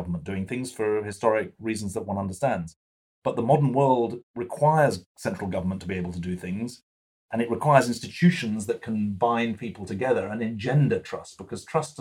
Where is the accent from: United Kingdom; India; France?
United Kingdom; moved away as an adult; also born or lived in Boston, United States; now in United States; as a British 12-year-old